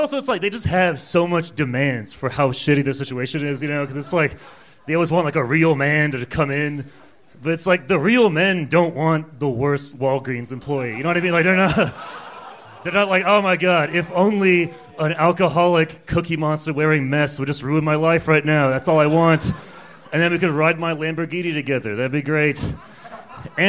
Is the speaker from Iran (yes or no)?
yes; Iran; I'm from Iran. I'm a Persian guy.